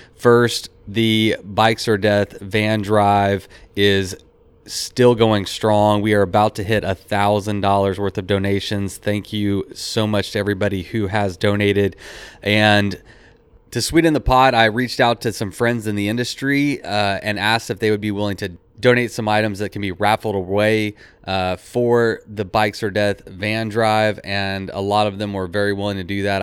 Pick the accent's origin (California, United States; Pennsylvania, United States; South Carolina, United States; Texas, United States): Texas, United States; I'm from Texas